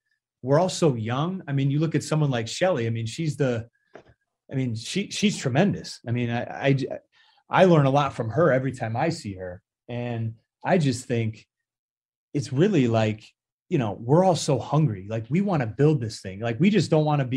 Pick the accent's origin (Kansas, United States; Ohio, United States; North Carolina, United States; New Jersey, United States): Ohio, United States; Cleveland; from my hometown team